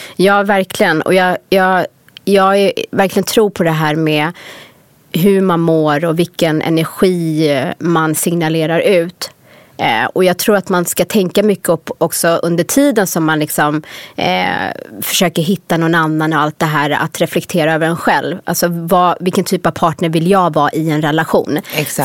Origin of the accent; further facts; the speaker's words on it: Sweden; moved away as an adult; när jag var yngre i Sverige, alltså en av anledningarna till att jag verkligen ville dra från Sverige